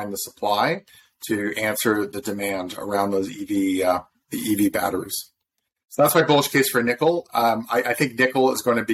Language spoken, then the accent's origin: English; Southern Ontario, Canada; also born or lived in Toronto, Canada; I'm from Southern Ontario, but I went down to Harvard for undergrad